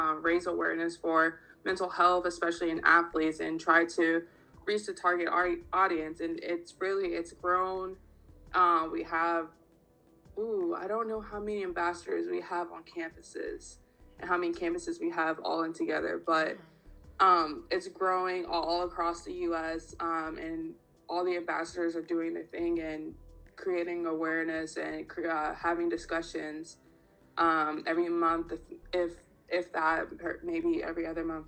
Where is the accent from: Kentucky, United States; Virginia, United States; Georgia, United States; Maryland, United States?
Maryland, United States; Clinton; I am from Clinton, Maryland, born and raised.